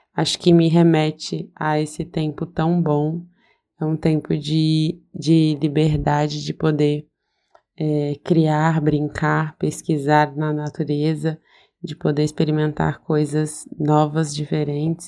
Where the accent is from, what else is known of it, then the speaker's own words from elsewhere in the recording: Bahia, Brazil; eu nasci numa cidade bem pequena, na Bahia, no estado da Bahia.